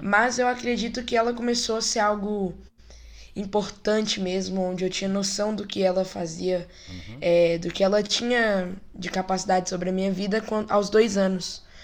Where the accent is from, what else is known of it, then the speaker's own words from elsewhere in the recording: Brasília, Federal District, Brazil; Eu sou dessa igreja desde que eu nasci, Igreja de Deus, aqui em Brasília